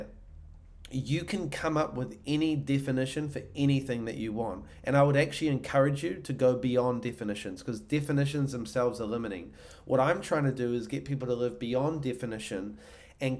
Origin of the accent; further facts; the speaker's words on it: New Zealand; now in Austin, United States; I'm originally from New Zealand. I live in Austin, Texas.